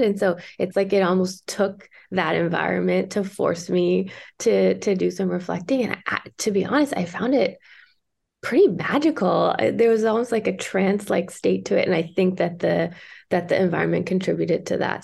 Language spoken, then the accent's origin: English; Toronto, Ontario, Canada; now in British Columbia, Canada; my hometown